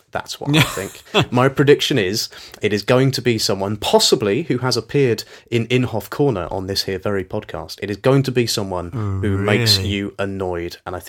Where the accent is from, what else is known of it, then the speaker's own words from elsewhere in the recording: United Kingdom; because we're British, we get special treatment